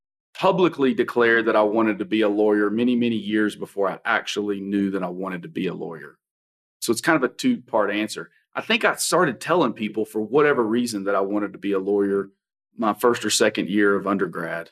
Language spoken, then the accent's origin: English; Kingsport, Tennessee, United States; moved away; also born or lived in Texas; I'm originally from Kingsport, Tennessee.